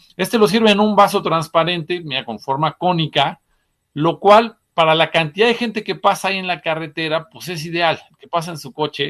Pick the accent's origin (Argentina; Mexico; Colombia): Mexico; Puebla; los que somos de Puebla